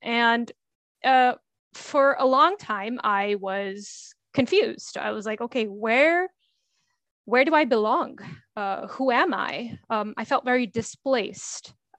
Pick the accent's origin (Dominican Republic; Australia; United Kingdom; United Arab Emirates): United Arab Emirates; Dubai; So I was born and raised in Dubai, which is a very diverse place.